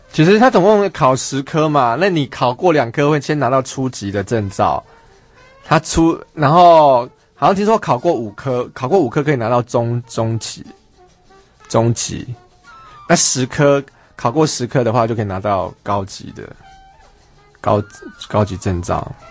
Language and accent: Chinese; Taiwan; 我们中国人哦，我们台，中国人真的不信这一套